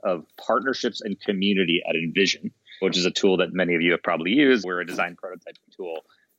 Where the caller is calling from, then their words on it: Seattle, Washington, United States; I am calling from lovely, cloudy, misty, beautiful Seattle.